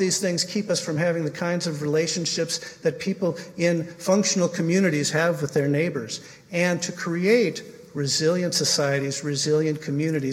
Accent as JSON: {"language": "English", "town": "Portland", "region": "Oregon", "country": "United States", "tie": "born or raised there", "said": "my hometown, which is Portland, Oregon"}